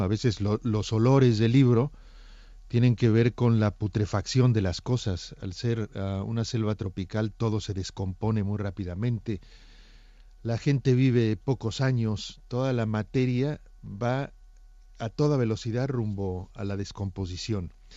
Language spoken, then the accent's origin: Spanish; Mexico; now in Barcelona, Spain; un paréntesis mexicano, en una saga barcelonesa